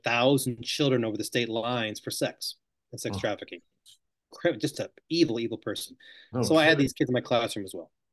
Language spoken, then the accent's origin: English; Michigan, United States; moved away as an adult; also born or lived in New York / Delaware / Georgia / Australia; I was born in New York, moved to Delaware about age two, then to Michigan about age five.